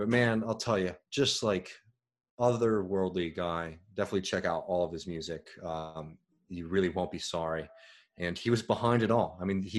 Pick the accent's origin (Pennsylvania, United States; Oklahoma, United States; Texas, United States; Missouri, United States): Texas, United States; Waco; I'm a wacko from Waco. You best not mess with me.